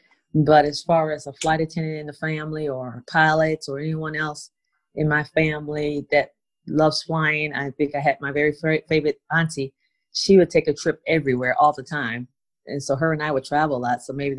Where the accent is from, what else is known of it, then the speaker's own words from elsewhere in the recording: Schenectady, New York, United States; also born or lived in Bermuda / England; So we relocated, and family and I, we went upstate New York. So that's where I did most of my schooling and grew up, upstate New York. In Schenectady, Albany, the capital of New York.